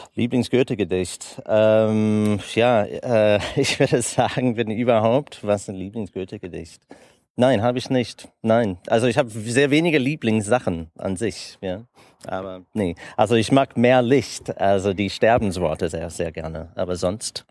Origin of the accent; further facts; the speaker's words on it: United States; German is a second language; also born or lived in Germany / Italy / Netherlands; als Amerikaner, die, der seit 20 Jahren mit Deutschland zu tun hat